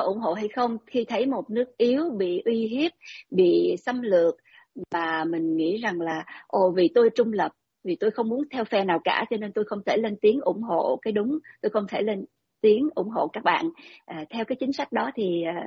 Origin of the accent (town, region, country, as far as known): Vietnam